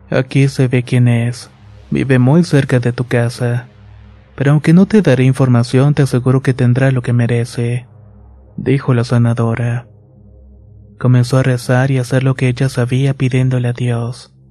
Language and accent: Spanish; Michoacán, Mexico; Hasta no sé quién les diría a mis abuelos que la llevaron a un curandero y así fue. Somos de Michoacán y la llevaron a Guanajuato con un curandero bastante bueno.